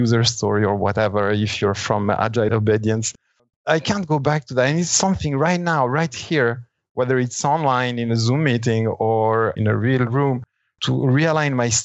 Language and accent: English; Italy; now in Switzerland; So when I was 5 years old, we moved back to Italy. I started my school there, did a part of my education in Italy